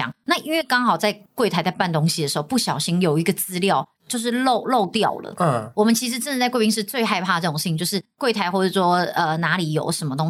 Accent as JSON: {"language": "Chinese", "country": "Taiwan", "said": "我们台湾这边就是没有啦，就你要看航空公司有没有签约。"}